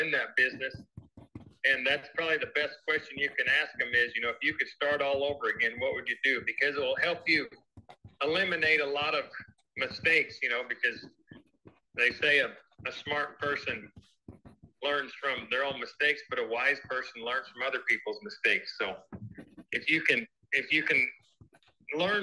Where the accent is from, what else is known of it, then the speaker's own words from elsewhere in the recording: Northwest Wyoming, United States; growing up in Northwest Wyoming